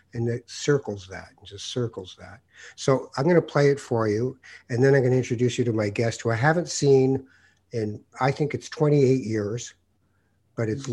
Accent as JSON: {"language": "English", "country": "Canada", "tie": "born or raised there", "also_born_or_lived": "Morocco", "said": "I was born in Morocco, and by the time I was two, I was in Canada."}